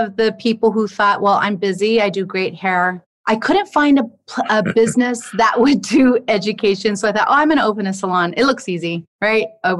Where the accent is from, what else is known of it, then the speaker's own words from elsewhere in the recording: Lajes, Azores, Portugal; My family's from Riverside, California, but we were born and raised in Portugal, Lajes Air Force Base.